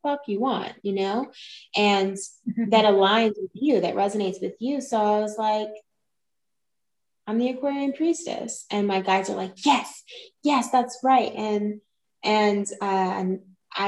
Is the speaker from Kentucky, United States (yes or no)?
yes; Kentucky, United States; moved away; I'm from Kentucky originally, and I had moved around a few places